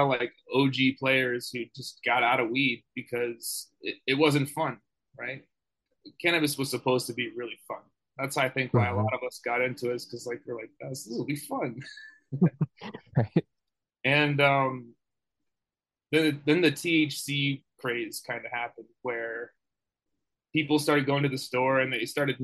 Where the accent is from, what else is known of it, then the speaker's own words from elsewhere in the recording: Boulder, Colorado, United States; I grew up in Boulder, Colorado